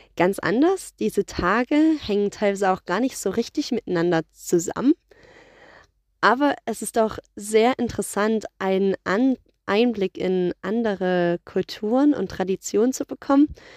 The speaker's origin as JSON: {"language": "German", "country": "Germany", "said": "bei uns in Deutschland"}